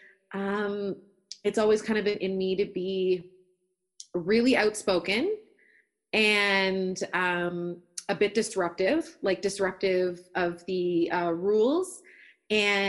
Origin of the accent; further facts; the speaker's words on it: Toronto, Ontario, Canada; I grew up in Scarborough in Toronto, East End